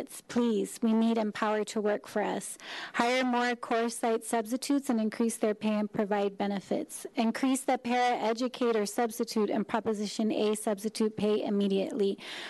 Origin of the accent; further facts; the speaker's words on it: San Francisco, California, United States; I'm also from San Francisco. I graduated and a parent of a San Francisco graduate.